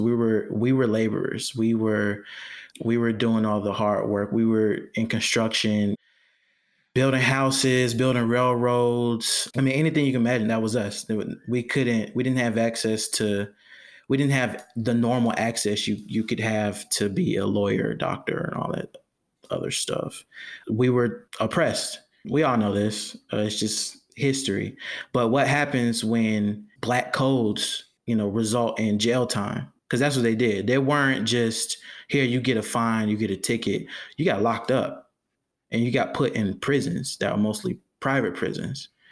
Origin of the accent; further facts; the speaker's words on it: Jonesboro, Georgia, United States; also born or lived in Riverdale, Georgia; I'm from, I'm from Georgia. I, uh, I was raised, I was born in Riverdale, raised in Jonesboro, which is right down the street